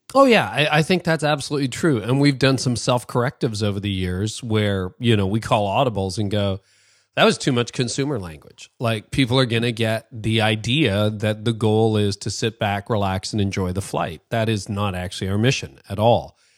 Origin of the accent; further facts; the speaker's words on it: Canada; as a Canadian